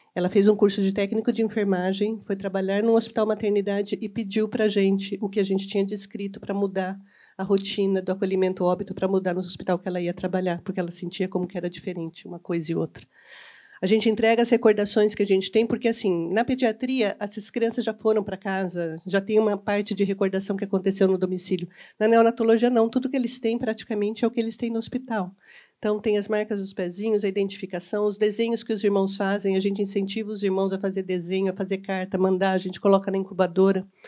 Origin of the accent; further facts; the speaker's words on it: Campinas, São Paulo, Brazil; eu sou campineira